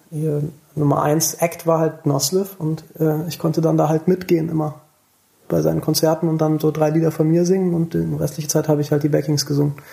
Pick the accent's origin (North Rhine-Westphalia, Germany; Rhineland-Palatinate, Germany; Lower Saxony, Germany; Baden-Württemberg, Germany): North Rhine-Westphalia, Germany; Thomasberg; also born or lived in Siegburg; Ich bin in Siegburg geboren. Ich habe in der Nähe von Königswinter bin ich aufgewachsen in Thomas, im Dorf, in Thomasberg.